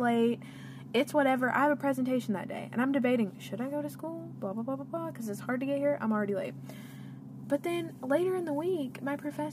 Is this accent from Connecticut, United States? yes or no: no; Cookeville, Tennessee, United States; There is a university in my hometown.